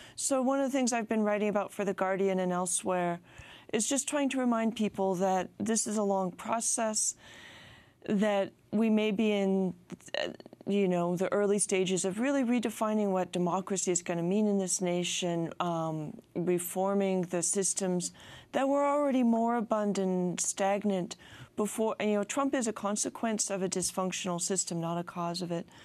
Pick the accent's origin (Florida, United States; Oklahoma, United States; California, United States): California, United States; speaking as a Californian